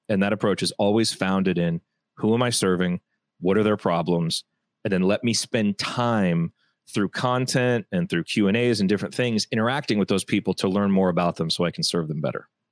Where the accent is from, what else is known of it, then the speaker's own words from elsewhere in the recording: Indiana, United States; I grew up in Indiana